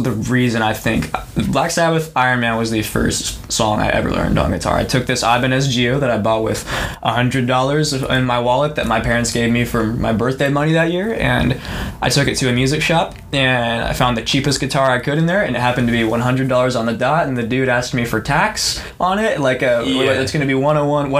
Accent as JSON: {"language": "English", "town": "Springfield", "region": "Illinois", "country": "United States", "tie": "born or raised there", "moved": "as an adult", "lives_now": "Nashville, United States", "said": "my hometown of Springfield, Illinois"}